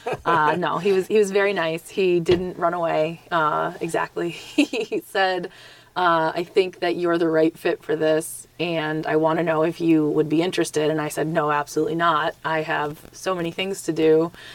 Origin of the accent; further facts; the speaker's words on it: Springfield, Massachusetts, United States; now in Franklin, United States; I came from Springfield originally